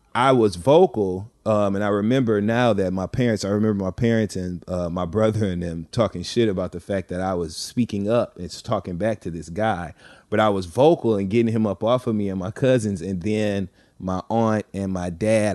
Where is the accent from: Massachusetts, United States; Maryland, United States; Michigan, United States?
Michigan, United States; Flint; I grew up in the Midwest in Flint, Michigan